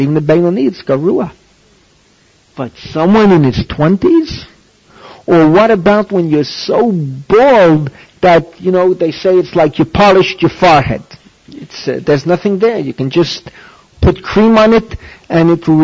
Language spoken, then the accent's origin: English; New York City, New York, United States; moved away; when I was growing up in the Bronx